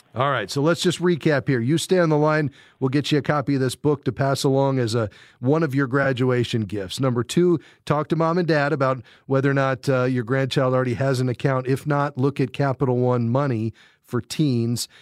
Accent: Fort Lauderdale, Florida, United States; my hometown, Fort Lauderdale, Florida.

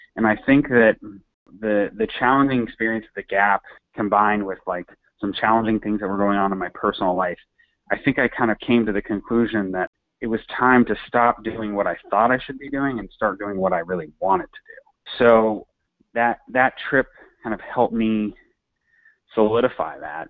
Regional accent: St. Louis, Missouri, United States; now in New York, United States; I'm from St. Louis. I born and raised, um, went to college there as well

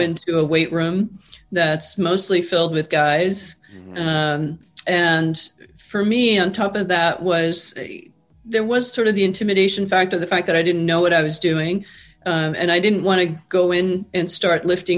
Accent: Peru; moved away as an adult; also born or lived in Argentina; now in United States; I was born in Argentina, grew up in Peru. Came to the U.S. to go to college, stayed here through grad school.

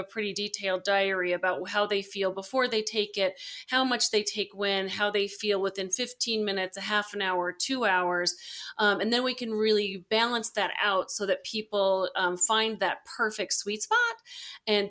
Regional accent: Colorado, United States; also born or lived in Arizona; I was born and raised here in Colorado, so I came home

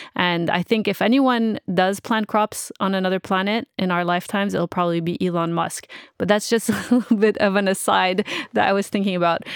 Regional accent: Montreal, Quebec, Canada; I'm from Montreal and from Quebec City, which is also pretty old

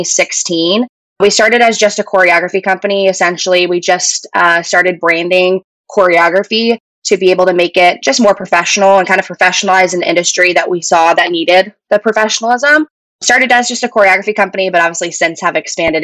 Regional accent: Washington, United States; I'm from Washington State.

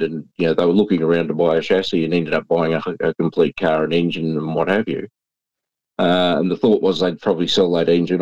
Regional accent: Hamilton, Victoria, Australia; I grew up in Hamilton

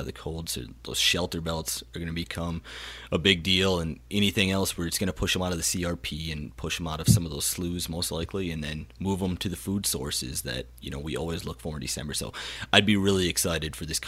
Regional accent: South Dakota, United States; my home state of South Dakota

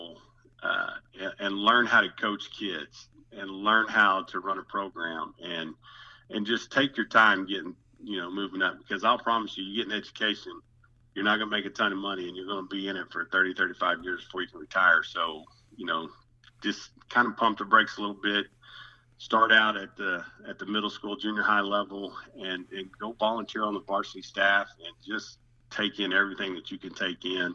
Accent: Spiro, Oklahoma, United States; was fortunate to get hired back in my hometown of Spiro, Oklahoma

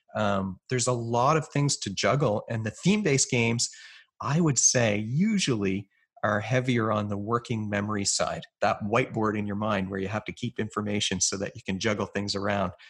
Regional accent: Canada; I'm a Canadian psychologist

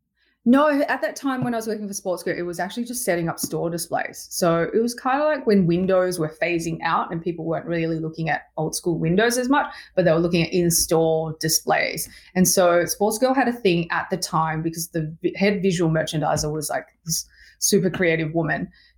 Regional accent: Sydney, New South Wales, Australia; I'm moving back to Sydney. I'm from the Northern Beaches of Sydney.

